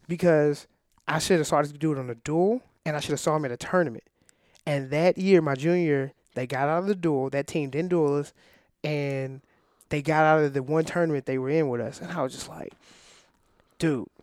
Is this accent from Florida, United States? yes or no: no; Illinois, United States; I'm from Illinois